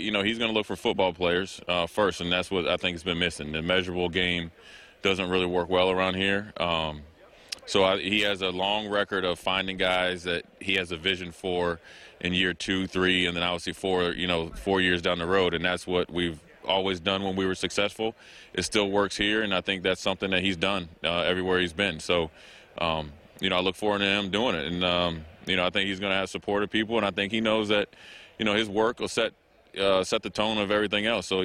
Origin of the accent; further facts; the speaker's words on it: Minnesota, United States; I'm from Minnesota, so uh, you know, I'm not from Nebraska.